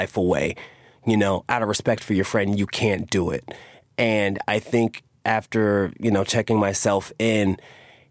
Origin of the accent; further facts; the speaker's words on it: New York, United States; also born or lived in Queens / Harlem; Growing up in New York